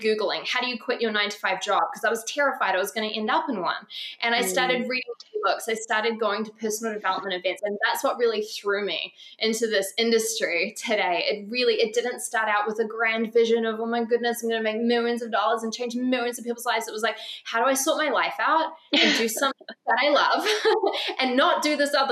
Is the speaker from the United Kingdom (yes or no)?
no; New Zealand; moved away; also born or lived in Bali; I grew up in New Zealand